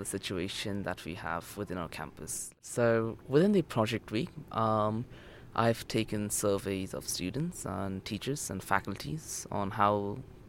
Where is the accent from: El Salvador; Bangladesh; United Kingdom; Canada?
Bangladesh; now in Japan; I'm from Bangladesh